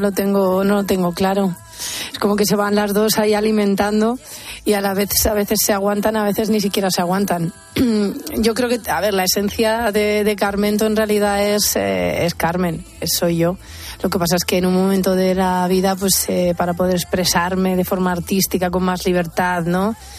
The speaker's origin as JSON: {"language": "Spanish", "town": "Albacete", "region": "Castilla-La Mancha", "country": "Spain", "tie": "born or raised there", "moved": "as an adult", "said": "cuando me fui de Albacete, que fue la huida, la primera gran ir a la universidad"}